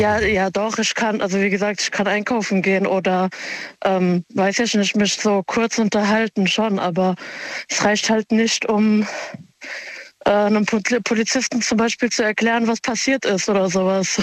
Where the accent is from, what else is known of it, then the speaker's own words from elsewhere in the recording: Germany; also born or lived in Offenbach / Mainz; ich bin Marokkanerin und bin aber hier geboren und aufgewachsen